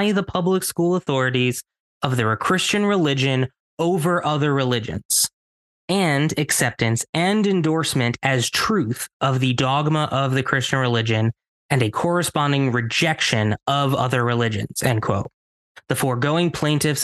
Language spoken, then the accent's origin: English; Ossining, New York, United States; born or raised there